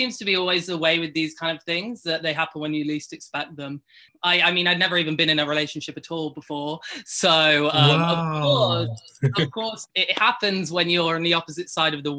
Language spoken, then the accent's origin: English; United Kingdom; I'm not from the US, I'm British